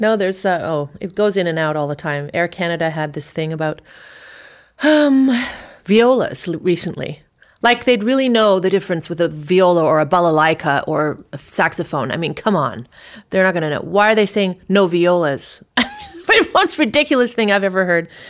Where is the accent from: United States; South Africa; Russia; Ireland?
South Africa; moved away; we left South Africa